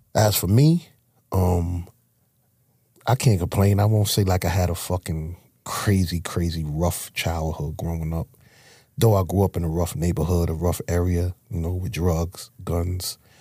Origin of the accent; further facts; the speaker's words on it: New York City, New York, United States; I'm from Harlem. I grew up in Harlem.